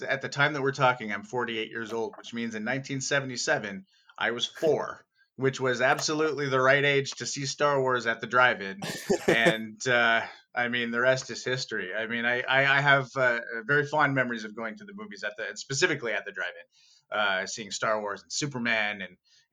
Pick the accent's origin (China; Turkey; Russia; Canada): Canada; Thunder Bay, Ontario; moved away as an adult; also born or lived in Toronto, Canada; now in Vancouver, Canada; When I was 18, I moved from Thunder Bay, Ontario, to Toronto, Ontario, to go to school for music